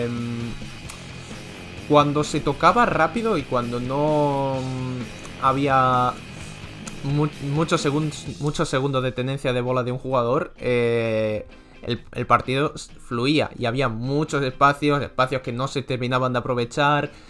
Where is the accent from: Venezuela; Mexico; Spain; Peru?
Spain; porque como español no, puede decir pena